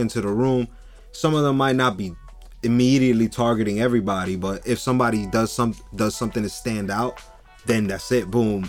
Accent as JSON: {"language": "English", "town": "Jersey City", "region": "New Jersey", "country": "United States", "said": "I'm from Jersey City."}